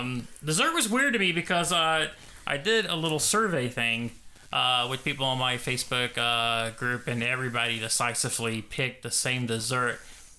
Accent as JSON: {"language": "English", "country": "United States", "said": "I'm American."}